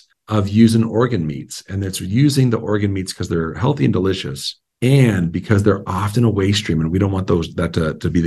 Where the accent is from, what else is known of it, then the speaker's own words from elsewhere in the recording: Montana, United States; I was born and raised in Montana. My family's all here